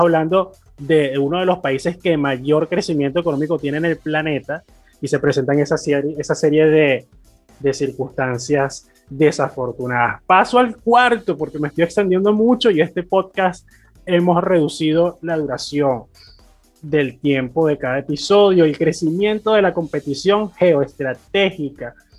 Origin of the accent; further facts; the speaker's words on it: Venezuela; siendo venezolano